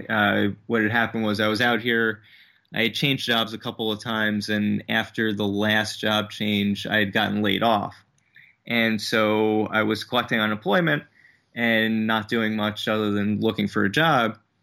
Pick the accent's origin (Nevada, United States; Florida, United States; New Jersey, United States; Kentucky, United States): New Jersey, United States; moved away as an adult; also born or lived in Brooklyn, New York; originally, originally from New Jersey, but I moved out here from Brooklyn about, uh, three and a half years ago.